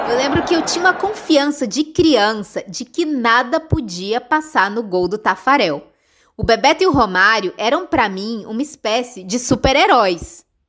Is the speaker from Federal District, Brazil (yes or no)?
yes; Brasília, Federal District, Brazil; now in Argentina; a gente é de Brasília